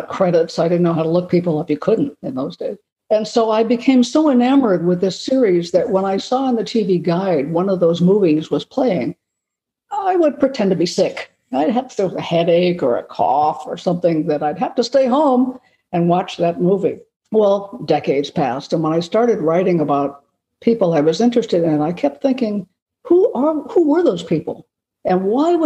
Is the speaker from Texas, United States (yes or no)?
no; Los Angeles, California, United States; I've had some fascinating experiences growing up in Los Angeles